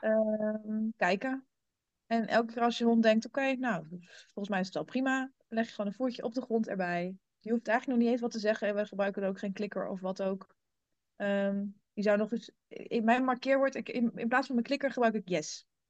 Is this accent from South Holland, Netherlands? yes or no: no; German border area, Gelderland, Netherlands; also born or lived in Rotterdam; ik ben opgegroeid in het Duitse gebied. In de, ik woon in de Achterhoek.